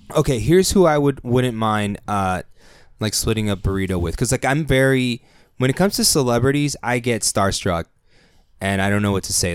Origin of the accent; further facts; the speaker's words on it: San Diego, California, United States; we're from San Diego